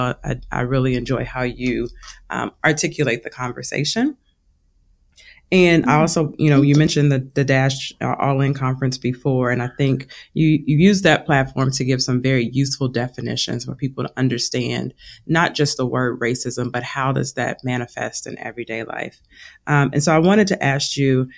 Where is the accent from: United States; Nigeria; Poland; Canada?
United States; Louisville, Kentucky; I'm from Louisville, Kentucky